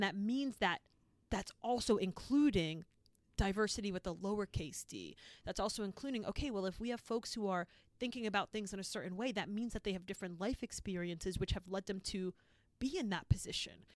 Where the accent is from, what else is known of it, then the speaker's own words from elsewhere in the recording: Boston, Massachusetts, United States; where I grew up in Boston actually was very diverse